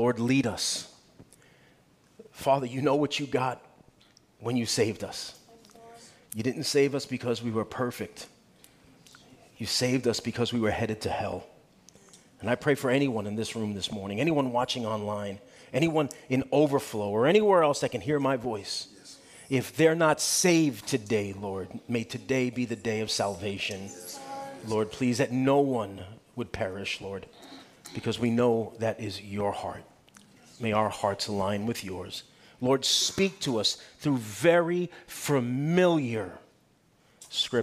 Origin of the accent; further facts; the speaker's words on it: New York City, New York, United States; now in North Carolina, United States; I live in North Carolina. I love America. I wasn't born in America. I was born in Brooklyn